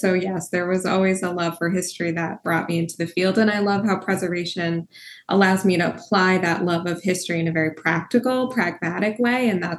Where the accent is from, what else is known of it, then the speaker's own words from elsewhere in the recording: Connecticut, United States; I am from Connecticut, still live in Connecticut and commute to Newport, Rhode Island for my job here at the Newport Restoration Foundation.